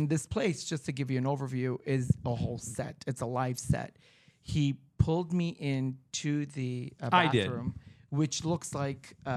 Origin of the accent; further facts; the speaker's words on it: Beverly Hills, California, United States; I'm from Beverly Hills